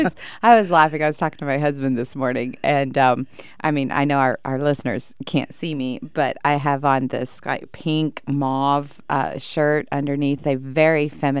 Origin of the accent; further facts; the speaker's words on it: the South, United States; I was raised in the South.